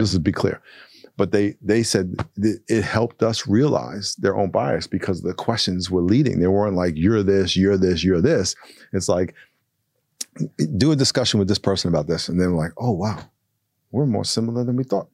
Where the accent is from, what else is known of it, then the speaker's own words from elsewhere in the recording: United States; I'm the American